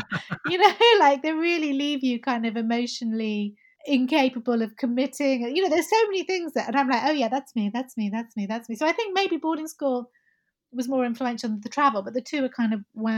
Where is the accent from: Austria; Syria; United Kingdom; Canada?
Syria; like I was raised in Syria. So, you know, I don't have that anti-Arab sentiment that a lot of people do.